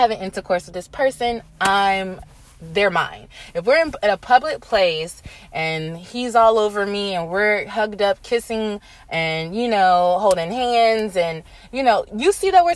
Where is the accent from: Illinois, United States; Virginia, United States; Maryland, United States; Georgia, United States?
Virginia, United States; moved away; I went back home to my hometown, VA